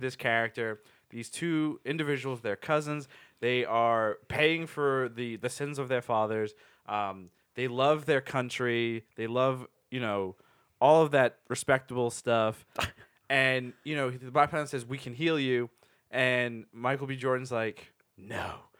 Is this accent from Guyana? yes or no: yes; Guyana; Yeah, we're from Guyana. And Guyana is a small country in South America.